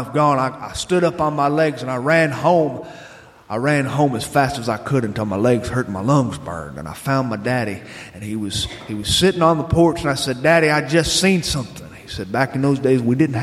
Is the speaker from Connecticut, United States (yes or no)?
no; Northwest Florida, United States; also born or lived in Kansas; I started my life in Kansas as a boy. But we moved promptly before I'd gone through any rites of passage. And I grew up in Northwest Florida, a region of Northwest Florida that just touches Alabama